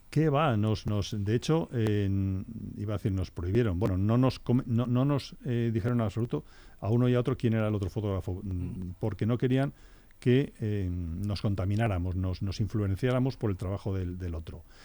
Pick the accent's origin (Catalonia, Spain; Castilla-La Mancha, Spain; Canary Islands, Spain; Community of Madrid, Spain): Castilla-La Mancha, Spain; Guadalajara; en mi tierra, en Guadalajara